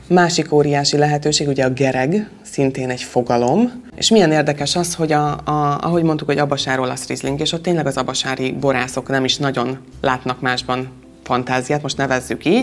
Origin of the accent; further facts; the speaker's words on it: Mátra wine region, Hungary; itt nálunk a borvidéken